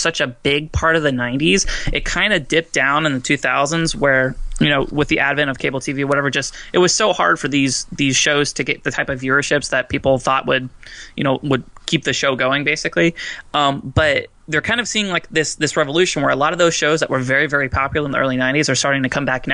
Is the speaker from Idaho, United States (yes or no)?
no; Fort Myers, Florida, United States; my hometown, Fort Myers